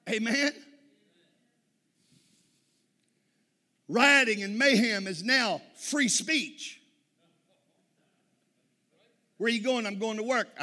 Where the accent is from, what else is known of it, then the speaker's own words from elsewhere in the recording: Texas, United States; I'm from Texas.